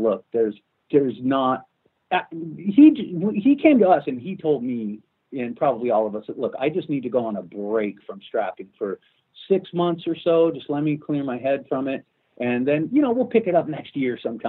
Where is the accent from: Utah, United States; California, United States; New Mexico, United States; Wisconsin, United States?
California, United States; Los Angeles; moved away as an adult; also born or lived in Vancouver, Canada; as an American, and as an American who essentially, you know, who grew up in Los Angeles